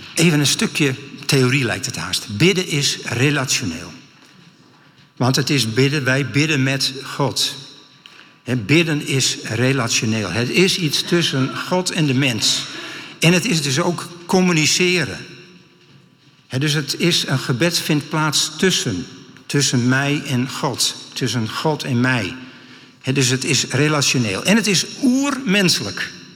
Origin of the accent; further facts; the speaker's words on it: Friesland, Netherlands; Ik kom uit Friesland